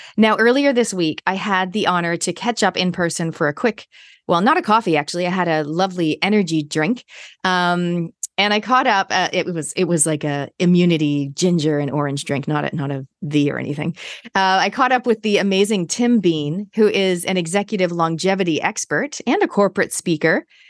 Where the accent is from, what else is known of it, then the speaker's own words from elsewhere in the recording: Canada; moved away as an adult; now in New Zealand; I am a Kiwi by genetics, but I grew up in Canada